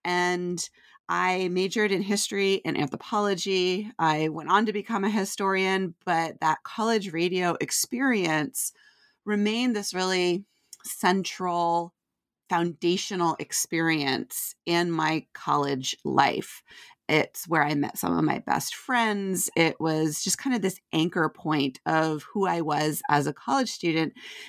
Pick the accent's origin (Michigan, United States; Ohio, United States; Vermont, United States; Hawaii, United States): Vermont, United States; Yeah, so I grew up in Vermont, where I didn't actually have access to college radio when I was growing up.